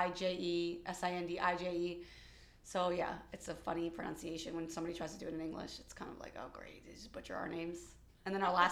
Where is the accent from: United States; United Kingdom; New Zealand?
United States; New York City, New York; first language Albanian; 42, um, born here in America to uh, Albanian immigrant parents um, who came here when they were six and 17. Mom was six, dad 17.